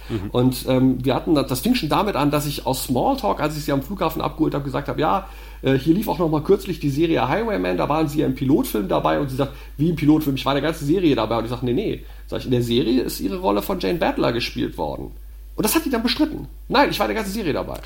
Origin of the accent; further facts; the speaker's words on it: Düsseldorf, North Rhine-Westphalia, Germany; in Düsseldorf, meiner Heimatstadt